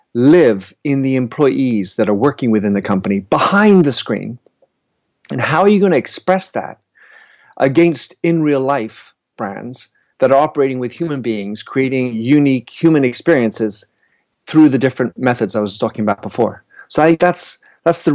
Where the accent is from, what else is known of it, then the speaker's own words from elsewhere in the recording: United States; also born or lived in Paris; now in London, United Kingdom; I'm an American based in London and Paris